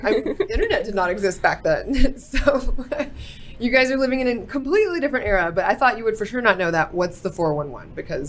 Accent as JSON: {"language": "English", "town": "Fort Worth", "region": "Texas", "country": "United States", "said": "I'm from Fort Worth and I've done a lot of stuff in Dallas."}